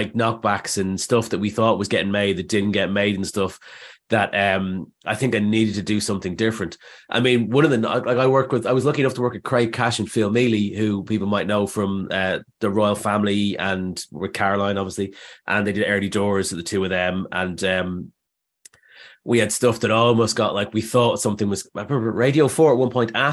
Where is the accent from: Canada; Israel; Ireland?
Ireland; Dublin, Leinster; moved away as an adult; now in London, United Kingdom; Well, basically, I came to London from Dublin in like 2000.